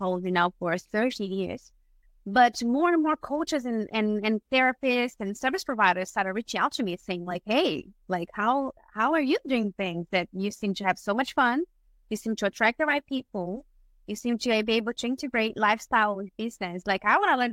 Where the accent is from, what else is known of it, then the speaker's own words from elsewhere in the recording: Brazil; moved away as an adult; now in Australia; I was born and raised in Brazil, that's where I studied psychology. And when I moved to Australia